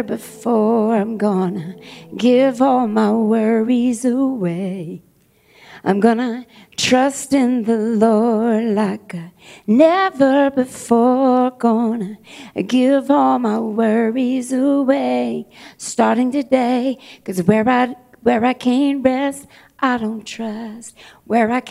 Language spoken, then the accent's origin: English; the South, United States; I was raised in the South